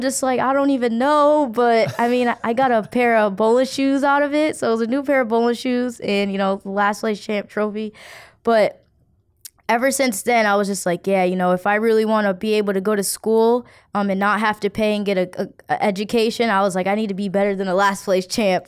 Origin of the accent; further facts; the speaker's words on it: Providence, Rhode Island, United States; Growing up in Providence, I, I don't, I won't say it was, you know, I had too, too difficult of a childhood.